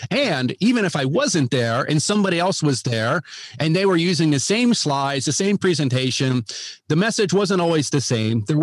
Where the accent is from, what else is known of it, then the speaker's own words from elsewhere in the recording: Ohio, United States; now in Texas, United States; Yeah. So, well, um, myself, uh, yeah, I live in uh, live in Texas now, but I'm from Ohio originally